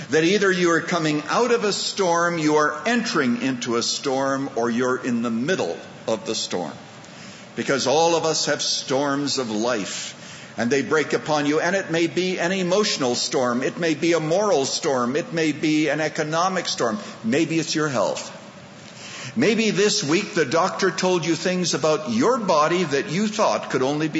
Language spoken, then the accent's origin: English; Saskatchewan, Canada; also born or lived in Chicago, United States; now in United States; I was born in the farmlands of Saskatchewan, Canada